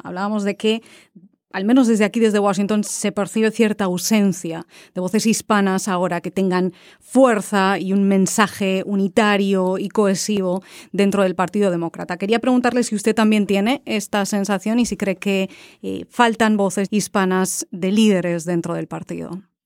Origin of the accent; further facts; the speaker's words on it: Spain; moved away; soy de España